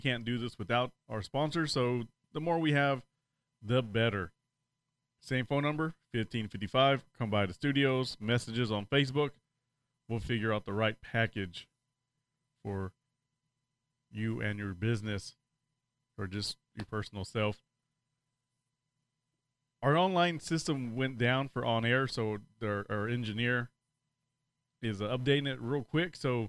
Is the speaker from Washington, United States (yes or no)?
yes; Washington, United States; I'm from Washington State, and as much as I love the landscape, I still don't like how the state is run, and it's too expensive there.